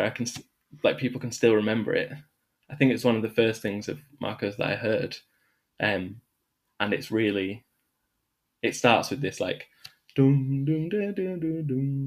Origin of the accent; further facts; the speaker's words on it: Manchester, North West England, United Kingdom; moved away as an adult; also born or lived in Birmingham; we're both from the same part of North Manchester